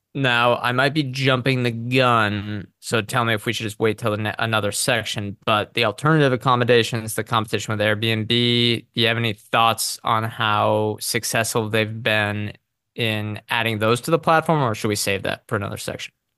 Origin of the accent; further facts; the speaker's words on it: United States; as an American consumer